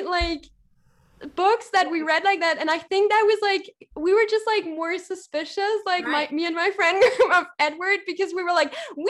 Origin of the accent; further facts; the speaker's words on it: East Germany, Germany; I'm from East Germany, which is, like, a little bit, it's former GDR, so it's formerly, like, associated to the Soviet Union.